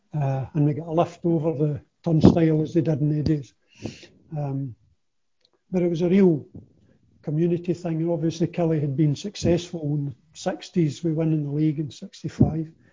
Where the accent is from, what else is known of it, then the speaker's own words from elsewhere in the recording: Kilmarnock, Scotland, United Kingdom; I was born and brought up in Kilmarnock, so I was naturally a Kilmarnock supporter